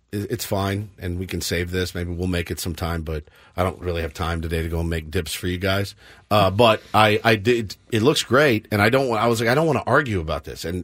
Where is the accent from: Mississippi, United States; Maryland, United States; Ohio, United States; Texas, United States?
Texas, United States; now in San Diego, United States; I grew up in Texas.